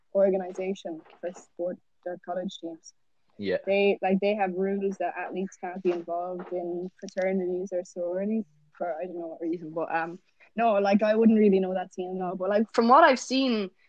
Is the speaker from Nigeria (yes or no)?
no; Ireland; first language English; moved away as an adult; now in United States; in Ireland, don't they speak Swedish?" And I was like, no, English is my first language